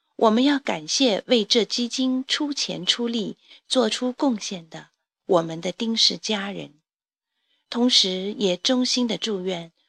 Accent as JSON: {"language": "Chinese", "region": "Jiangxi", "country": "China", "tie": "born or raised there", "moved": "yes", "lives_now": "Beijing, China", "said": "在我的故乡江西赣南"}